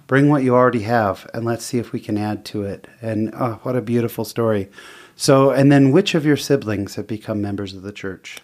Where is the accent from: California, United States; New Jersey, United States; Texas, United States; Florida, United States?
California, United States; also born or lived in Chile; now in Utah, United States; I'm from California, where we had, growing up, we had some pretty big earthquakes